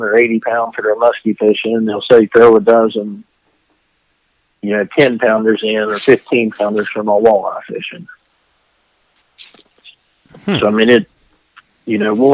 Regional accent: Jane Lew, West Virginia, United States; I'm from Jane Lou, West Virginia, which is a town of, well, we have no stoplights.

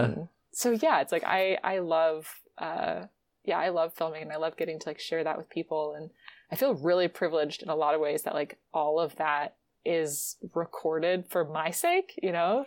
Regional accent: Virginia, United States; moved away; also born or lived in West Coast; I'm from Virginia

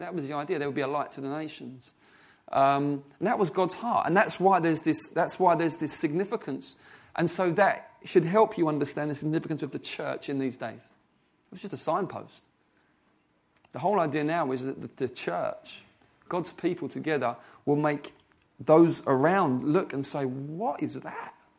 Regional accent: England, United Kingdom; I've been born in English. I'm an English person

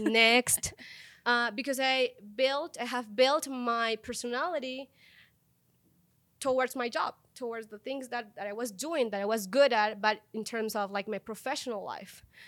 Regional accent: Colombia; moved away as an adult; now in Mexico; I was born in Colombia

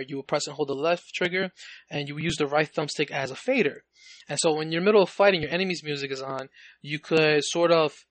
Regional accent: New York City, New York, United States; I grew up in the Bronx, New York, you know, for like 20 years

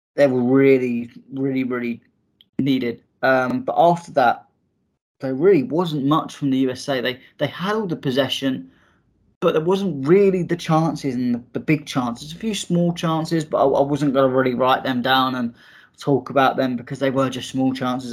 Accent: England, United Kingdom; for me, as an Englishman

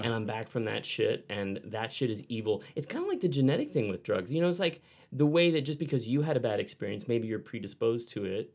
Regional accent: Texas, United States; growing up in Texas

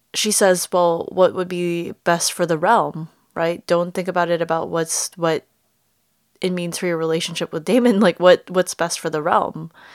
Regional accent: United States; accent: American; my American accent

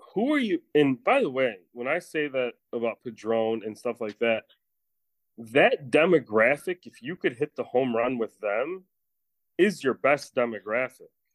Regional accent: Chicago, Illinois, United States

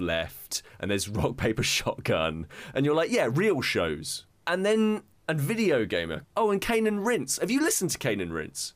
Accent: United Kingdom; as many a British person, I went to a C of E school

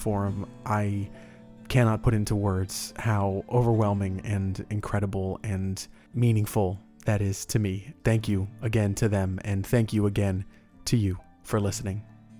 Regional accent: Orlando, Florida, United States; Orlando Weekly. They are one of the local newspapers here in my hometown

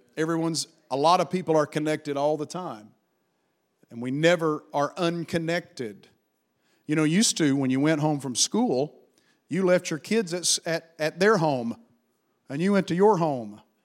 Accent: United States

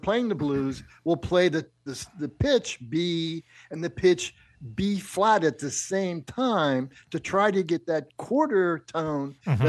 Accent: Pittsburgh, Pennsylvania, United States; now in Chicago, United States; I grew up in Pittsburgh

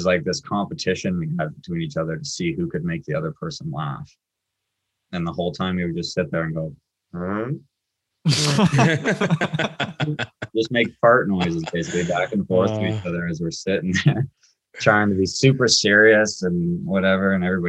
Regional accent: Curtis, Ontario, Canada; I'm from Curtis.

